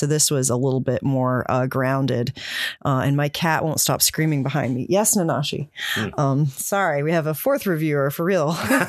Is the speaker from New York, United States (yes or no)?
no; West Virginia, United States; I'm from West Virginia